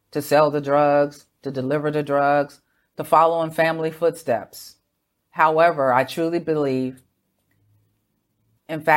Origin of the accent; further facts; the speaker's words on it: United States; moved away; Growing up in America